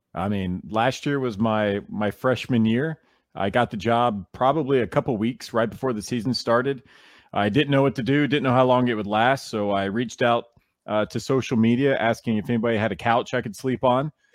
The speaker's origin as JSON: {"language": "English", "town": "Nashville", "region": "Tennessee", "country": "United States", "said": "I'm from Nashville, so I, you know, I, I kinda commute back and forth"}